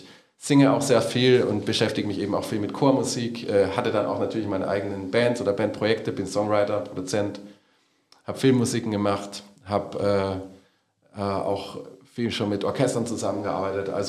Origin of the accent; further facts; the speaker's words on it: Salzburg, Austria; born there; Ich bin nicht nur aus Salzburg gebürtig, sondern ich habe da einfach die Musik meiner Eltern so ein bisschen aufgegriffen, weil ich der Älteste zu Hause war.